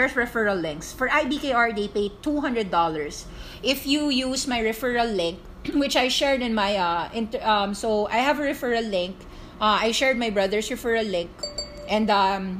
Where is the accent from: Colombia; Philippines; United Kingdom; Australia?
Philippines; I'm Filipino. I'm not American.